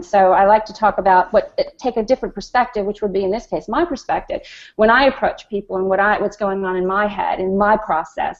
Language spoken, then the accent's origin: English; New York City, New York, United States; I'm from Queens, New York